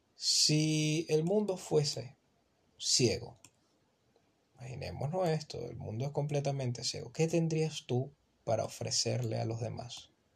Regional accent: Venezuela; yo soy un muchacho de Venezuela.

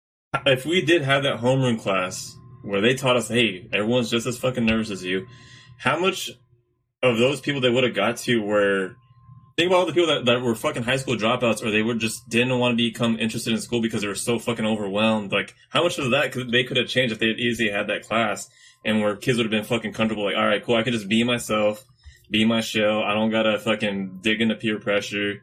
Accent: Guadalupe, California, United States; we're from Guad

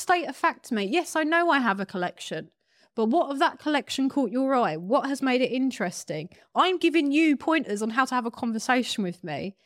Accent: United Kingdom; I'm a British model who's never been to America

